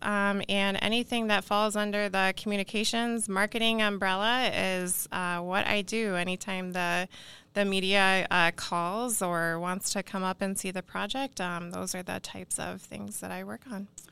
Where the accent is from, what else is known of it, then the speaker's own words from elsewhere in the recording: Iowa, United States; moved away; I'm actually originally from Iowa